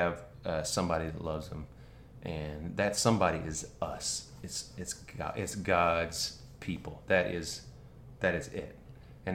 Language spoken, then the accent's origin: English; North Carolina, United States; moved away; also born or lived in Athens, Georgia; I grew up in North Carolina, so around a bunch of Tar Heels